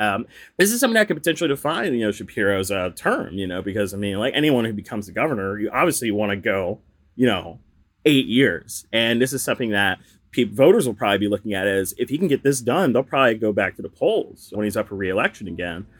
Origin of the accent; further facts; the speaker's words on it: the South, United States; now in Philadelphia, United States; I'm from the South